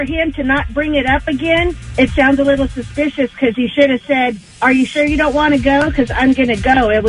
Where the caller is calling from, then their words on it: Devore, California, United States; I'm calling from DeVore.